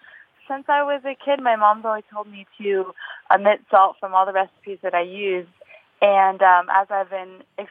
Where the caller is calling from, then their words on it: Walsall, United States; I'm calling from Walsall, Dakota.